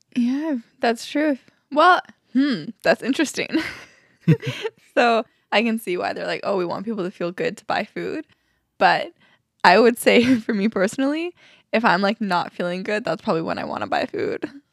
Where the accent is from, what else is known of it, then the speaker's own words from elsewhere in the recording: Alberta, Canada; moved away; we're from Alberta